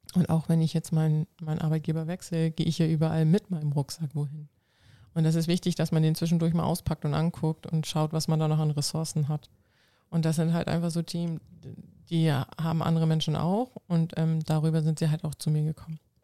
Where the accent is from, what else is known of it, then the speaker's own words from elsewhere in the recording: Schleswig-Holstein, Germany; first language Low German; German is a second language; Plattdeutsch ist eine ah. Sprache ah. bei uns oben im Norden, in Schleswig-Holstein